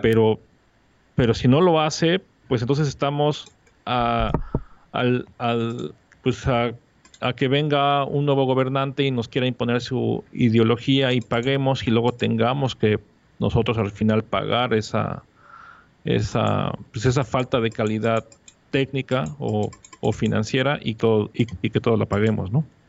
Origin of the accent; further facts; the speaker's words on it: Mexico City, Mexico; now in Mérida, Mexico; yo soy un chilango que vivo en la ciudad de Mérida